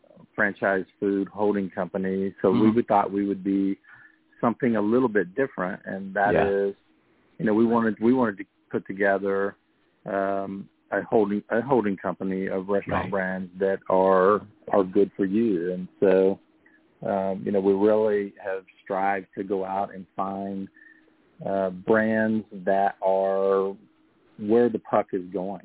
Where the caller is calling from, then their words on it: Rehoboth Beach, Delaware, United States; I am calling from the great city of Rehoboth Beach, Delaware, today.